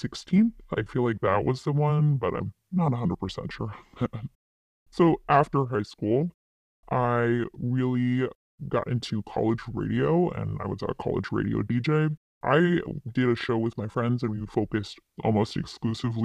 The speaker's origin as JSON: {"language": "English", "region": "East Coast", "country": "United States", "tie": "born or raised there", "also_born_or_lived": "Midwest", "said": "I grew up on the East Coast"}